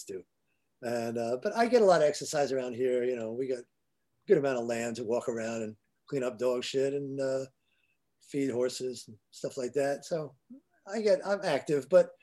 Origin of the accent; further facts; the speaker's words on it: New York, United States; now in Los Angeles, United States; I'm a New Yorker